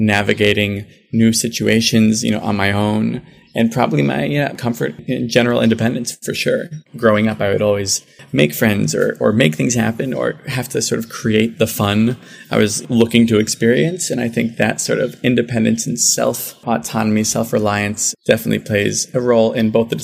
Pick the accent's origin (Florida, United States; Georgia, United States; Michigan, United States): Florida, United States; Miami; moved away as an adult; growing up in Miami